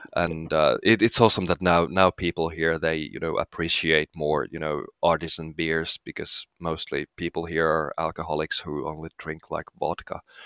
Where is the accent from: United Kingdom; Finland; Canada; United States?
Finland; I'm from Finland.